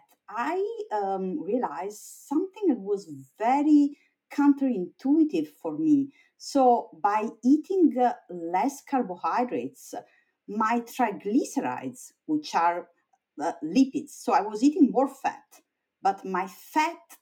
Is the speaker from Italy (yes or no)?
yes; Italy; moved away as an adult; also born or lived in Vienna, Austria / Oxford, United Kingdom / Stanford, United States; now in United States; I was born in Italy